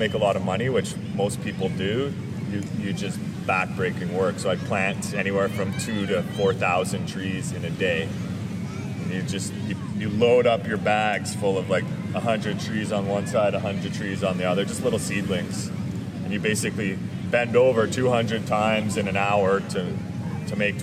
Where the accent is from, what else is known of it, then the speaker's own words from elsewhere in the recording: Toronto, Ontario, Canada; moved away as an adult; also born or lived in Victoria, British Columbia; I grew up in Toronto